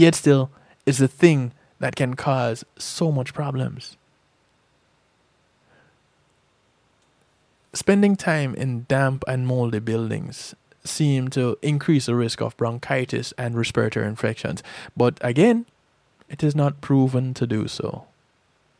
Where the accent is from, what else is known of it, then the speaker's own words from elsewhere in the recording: Jamaica; now in United States; I grew up in Jamaica